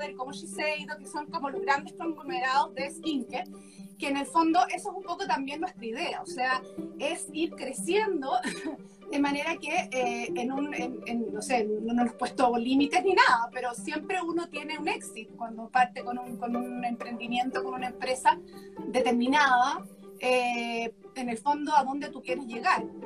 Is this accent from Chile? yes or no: yes; Chile; nosotros todos somos chilenos, los, socios de Cumico